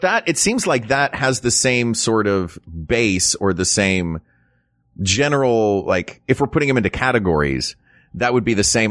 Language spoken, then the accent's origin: English; the South, United States; being an American, especially an American from the South